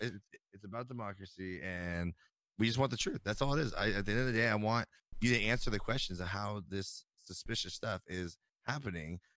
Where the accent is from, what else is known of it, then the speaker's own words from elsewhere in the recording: United States; I'm an American